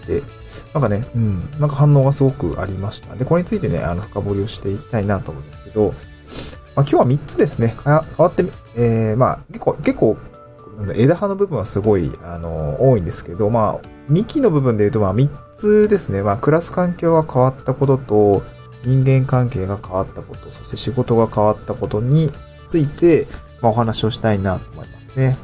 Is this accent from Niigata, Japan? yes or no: yes; Niigata, Japan; moved away as an adult; also born or lived in Aomori / Tokyo; now in Awaji Island, Japan; 新潟で生まれて、大学青森行って、で、東京に来てて